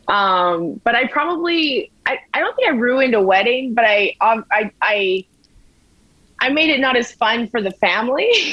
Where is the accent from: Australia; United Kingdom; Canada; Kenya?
Canada; Edmonton, Alberta; I'm a, am a fan of my hometown, so I don't mind living here